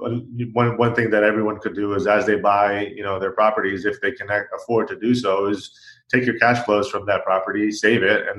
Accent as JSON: {"language": "English", "town": "Orlando", "region": "Florida", "country": "United States", "tie": "born or raised there", "moved": "as an adult", "lives_now": "Los Angeles, United States", "said": "I'm from Florida, Orlando, Florida, with the mouse, and grew up there, pretty much born and raised. Moved to Los Angeles 5 years ago"}